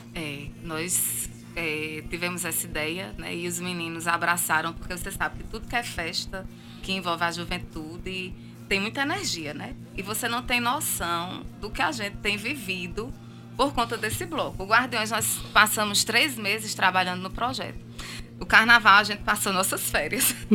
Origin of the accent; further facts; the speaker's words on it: Campina Grande, Paraíba, Brazil; accent: sotaque arrastado; now in João Pessoa, Brazil; Sou de Campina Grande. Tá vendo o sotaque arrastado? é, já trouxe. Sou de Campina Grande, mas já fazem 19 anos que eu moro aqui, em João Pessoa